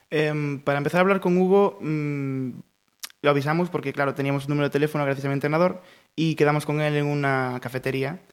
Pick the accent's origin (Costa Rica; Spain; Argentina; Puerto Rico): Spain; Pontevedra, Galicia; estuve de pequeño, en infantil estuve en Crespo Rivas, en Campolongo